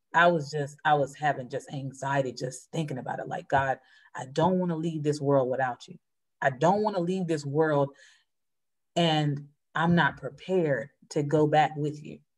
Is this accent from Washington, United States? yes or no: no; North Carolina, United States; now in Philadelphia, United States; I'm originally from North Carolina.